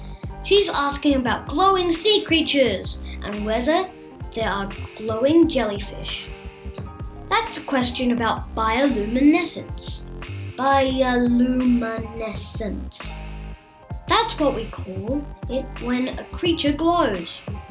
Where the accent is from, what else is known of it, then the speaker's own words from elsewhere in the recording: Australia; It lives in the waters of northern Australia, where I come from. Sort of. Well, I was born in Australia.